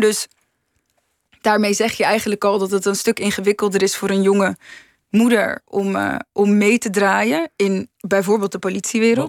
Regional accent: Rotterdam, South Holland, Netherlands; ik kom uit Rotterdam, dus de Maas en de Wereldhavendagen zijn eh, heel erg aanwezig geweest in mijn jeugd

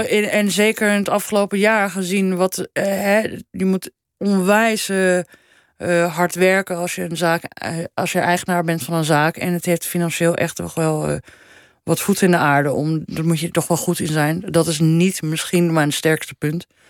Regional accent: Amsterdam, North Holland, Netherlands; moved away as an adult; also born or lived in Paris; now in Copenhagen, Denmark; ik ben echt wel opgegroeid in Amsterdam. En ik heb daar tot mijn 31ste gewoon eh, hè, gewoond, gestudeerd, gewerkt

